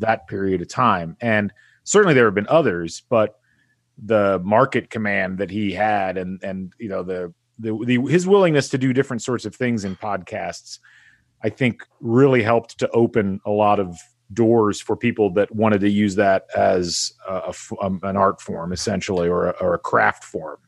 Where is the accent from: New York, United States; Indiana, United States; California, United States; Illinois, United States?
Indiana, United States; I grew up in Indiana.